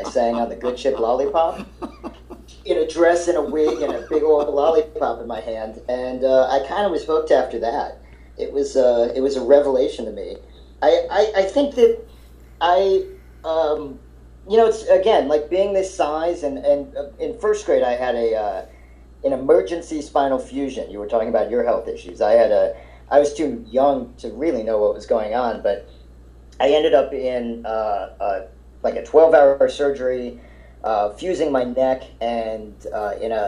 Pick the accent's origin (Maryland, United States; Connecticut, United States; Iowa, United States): Maryland, United States; Silver Spring; also born or lived in Ohio; I was born in Ohio, and I only lived there for like a year and a half, but I grew up in outside of D.C. in Silver Spring, Maryland